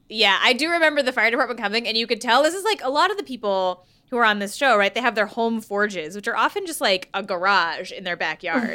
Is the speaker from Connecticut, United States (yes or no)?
yes; Connecticut, United States; also born or lived in California; when we moved, when I was a kid, I was born in California, We moved to Connecticut